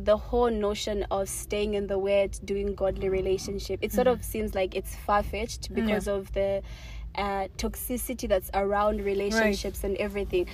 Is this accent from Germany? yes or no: no; Lusaka, Lusaka Province, Zambia; I come from Matero.